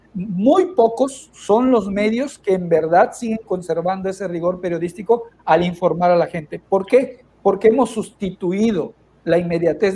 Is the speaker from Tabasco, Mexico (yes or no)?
yes; Villahermosa, Tabasco, Mexico; also born or lived in Cunduacán, Tabasco; soy originario de Villahermosa, ahí me formé.